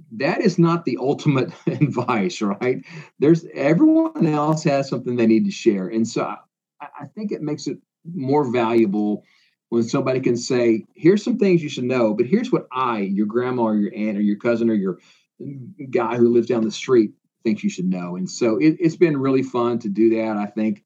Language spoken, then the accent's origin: English; Iowa, United States; moved away as an adult; also born or lived in Indiana; now in Tennessee, United States; I grew up in Iowa